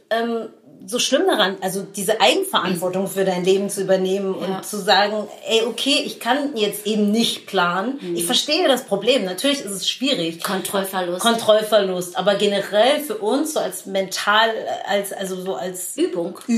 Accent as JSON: {"language": "German", "country": "Germany"}